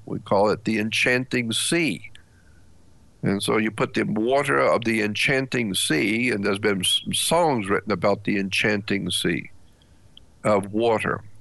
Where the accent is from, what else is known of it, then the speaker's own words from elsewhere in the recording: United States; as an American white man